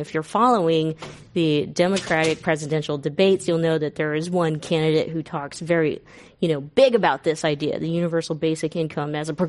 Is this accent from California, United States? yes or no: yes; Stockton, California, United States; Stockton, California is my hometown. It is a town in which I grew up in. My parents still live there.